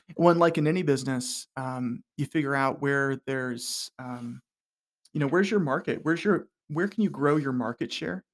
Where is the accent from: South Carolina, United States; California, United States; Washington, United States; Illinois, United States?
South Carolina, United States; Hilton Head Island; I grew up on Hilton Head Island, South Carolina